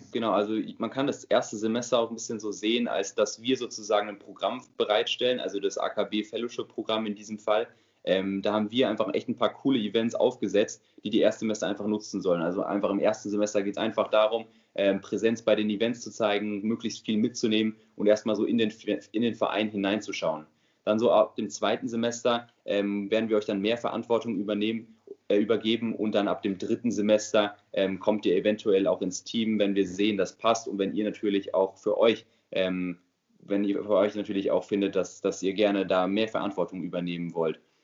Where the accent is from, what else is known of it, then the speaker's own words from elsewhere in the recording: near Frankfurt, Hesse, Germany; moved away as an adult; now in Mannheim, Germany; ich komme selbst aus der Nähe von Frankfurt, ähm, wohne aber jetzt natürlich wegen dem Studium in Mannheim.